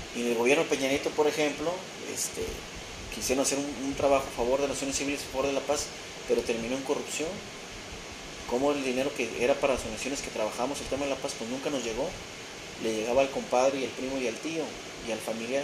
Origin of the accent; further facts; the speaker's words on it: Mexico; transformar a mi país, a mi nación, a mi gente